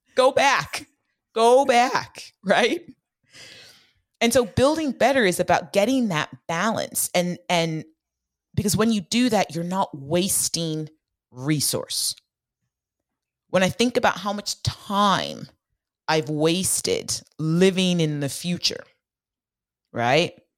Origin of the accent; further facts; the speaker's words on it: Bay Area, California, United States; I grew up in the Bay Area in the nineties, and my mom worked in Silicon Valley